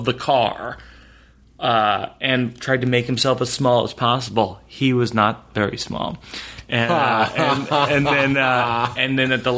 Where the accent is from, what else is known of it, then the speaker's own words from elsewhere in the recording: Shrewsbury, Massachusetts, United States; I grew up in Shrewsbury, Massachusetts